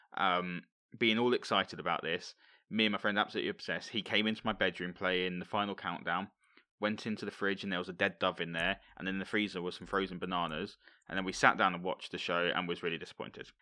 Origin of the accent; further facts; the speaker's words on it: Hemel Hempstead, East of England, United Kingdom; It's actually filmed in my hometown